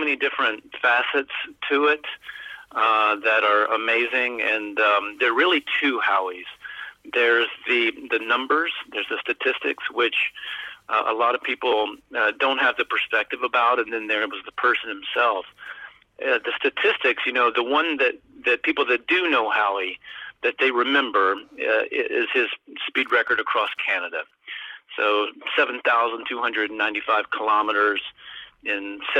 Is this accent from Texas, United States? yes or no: no; Alabama, United States; moved away as an adult; also born or lived in New York; I was born and raised in Alabama, and I went to college there. And when I got out, I moved to New York